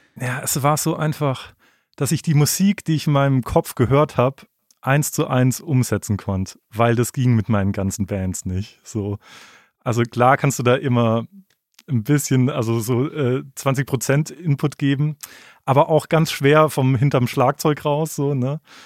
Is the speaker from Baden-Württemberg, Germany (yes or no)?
yes; Freiburg, Baden-Württemberg, Germany; in Freiburg, wo ich herkomme